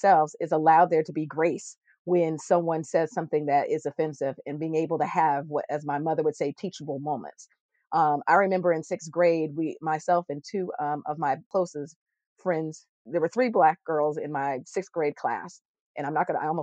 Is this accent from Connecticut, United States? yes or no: yes; Connecticut, United States; we grew up in Connecticut